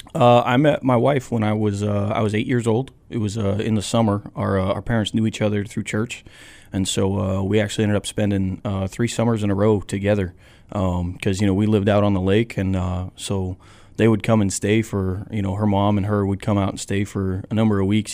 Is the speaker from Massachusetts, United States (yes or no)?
yes; Ashburnham, Massachusetts, United States; I grew up on Sunset Lake in Ashburnham, Massachusetts.